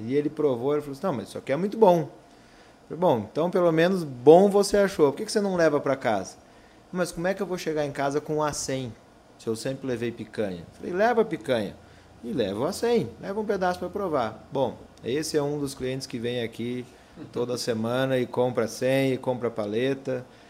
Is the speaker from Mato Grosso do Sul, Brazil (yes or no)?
yes; Campo Grande, Mato Grosso do Sul, Brazil; also born or lived in Porto Alegre; now in Campo Grande, Brazil; Nasci aqui em Campo Grande